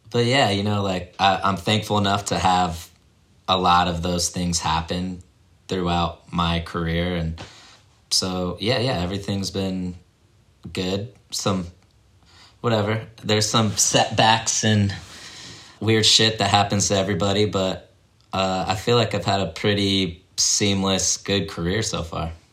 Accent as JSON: {"language": "English", "town": "Leavenworth", "region": "Kansas", "country": "United States", "tie": "born or raised there", "said": "I grew up in Leavenworth, Kansas. It's about an hour outside of Kansas City. Um, that's like my dad was in the military, so we bounced around a lot when I was younger. But when I was like six or seven. We moved to Kansas, and that's where he retired"}